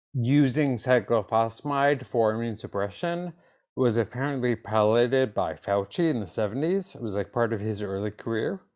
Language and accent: English; East Coast, United States; I grew up on the East Coast